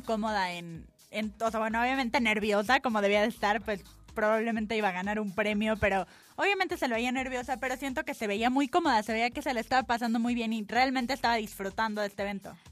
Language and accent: Spanish; Mexico